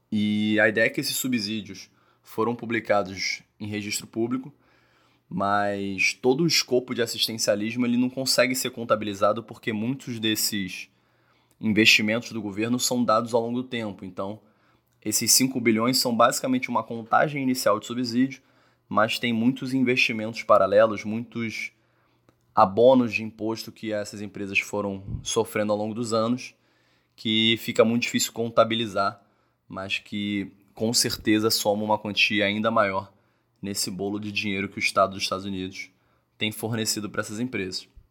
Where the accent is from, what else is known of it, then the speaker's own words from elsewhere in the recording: Rio de Janeiro, Brazil; eu sou carioca